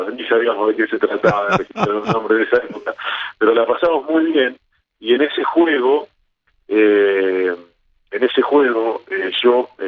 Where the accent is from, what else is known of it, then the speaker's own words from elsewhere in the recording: Alberti, Buenos Aires Province, Argentina; moved away as an adult; mi Alberti, en mi pueblo